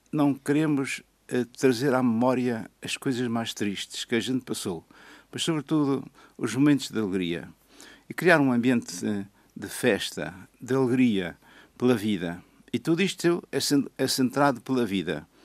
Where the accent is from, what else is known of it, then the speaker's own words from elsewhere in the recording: Madeira, Portugal; Ora, como eu sou madeirense e estive 35 anos nas Forças Armadas